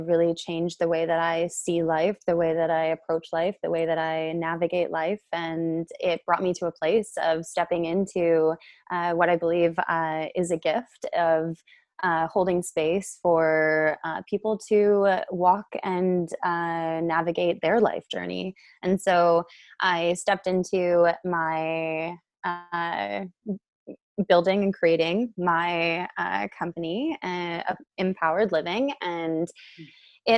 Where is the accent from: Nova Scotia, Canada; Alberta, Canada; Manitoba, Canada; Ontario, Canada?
Alberta, Canada; Calgary; originally I am born and raised in Calgary